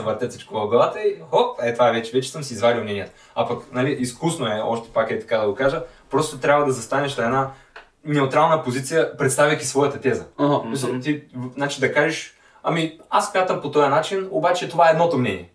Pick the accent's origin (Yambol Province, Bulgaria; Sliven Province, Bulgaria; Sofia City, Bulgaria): Sliven Province, Bulgaria; Sliven; moved away as an adult; now in Sofia, Bulgaria; по принцип съм от Сливен